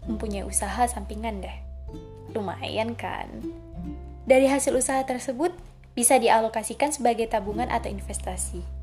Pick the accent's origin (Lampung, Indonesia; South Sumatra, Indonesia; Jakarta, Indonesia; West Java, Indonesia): South Sumatra, Indonesia; Belitung; Asal saya dari Belitung, Oku Timur, Sumatera Selatan.